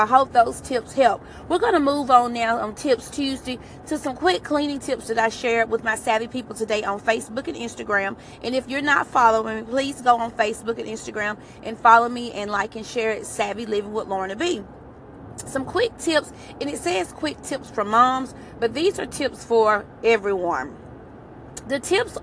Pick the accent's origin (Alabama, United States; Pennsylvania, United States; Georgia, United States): Alabama, United States; I'm from Alabama